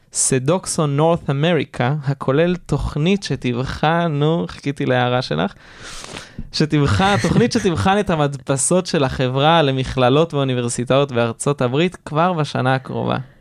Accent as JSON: {"language": "Hebrew", "country": "Israel"}